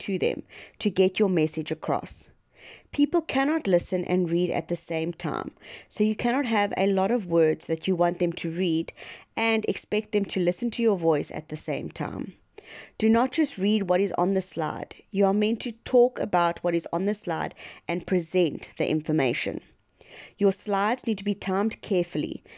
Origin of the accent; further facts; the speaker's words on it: East London, Eastern Cape, South Africa; I'm from East London, Eastern Cape, South Africa